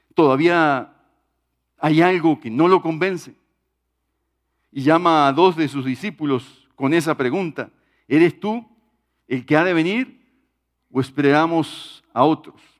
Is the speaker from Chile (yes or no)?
no; Uruguay; en mi país, en Uruguay